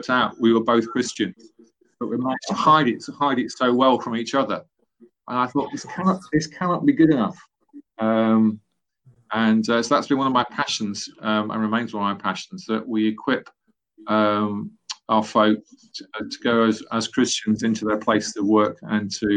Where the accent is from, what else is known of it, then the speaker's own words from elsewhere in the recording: Loughborough, East Midlands, United Kingdom; also born or lived in Nottingham; So I was born in the East Midlands in Nottingham, grew up in a nearby town, Loughborough.